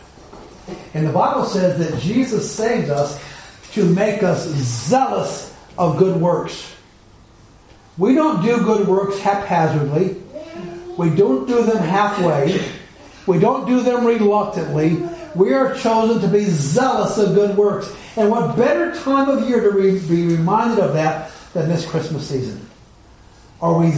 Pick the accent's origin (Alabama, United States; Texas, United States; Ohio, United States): Alabama, United States; When I was growing up in Alabama